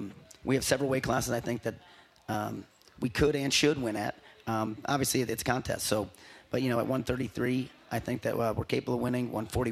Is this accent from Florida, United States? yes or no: no; Buffalo, New York, United States; moved away as an adult; also born or lived in Edinboro, Pennsylvania / Columbus, Ohio; now in Norman, United States; I'm originally from New York. I'm outside of Buffalo.